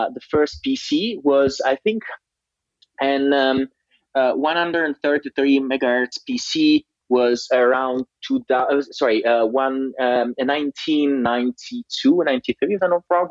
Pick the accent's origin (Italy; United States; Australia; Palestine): Italy; Liguria Riviera; I grew up in a really tiny town in Italian, in Liguria Riviera, that is in upper west side of Italy